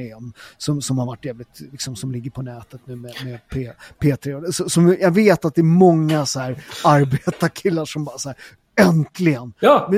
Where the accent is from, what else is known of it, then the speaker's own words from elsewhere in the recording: Sweden; jag är ju född i Sverige